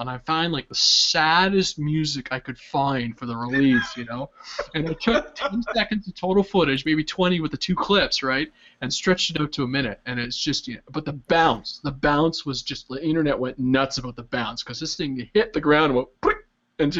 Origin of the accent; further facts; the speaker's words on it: Canada; as a Canadian